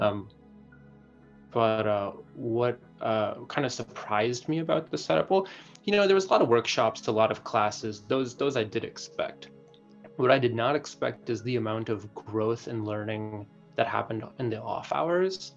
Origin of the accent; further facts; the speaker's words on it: Madison, Wisconsin, United States; I was born and raised in Madison, Wisconsin